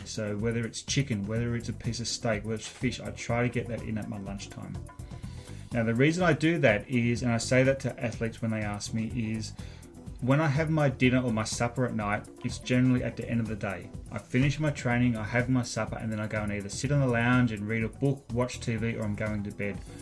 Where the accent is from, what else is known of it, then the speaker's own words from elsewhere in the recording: Australia; moved away as an adult; now in Canada; I grew up watching triathlon in Australia